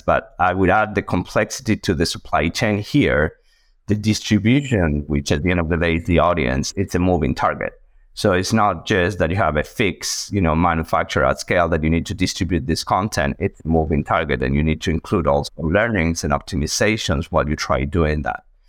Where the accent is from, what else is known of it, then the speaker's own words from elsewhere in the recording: Argentina; moved away as an adult; also born or lived in United States; now in Boston, United States; originally a mathematician from Argentina, as you can see on my accent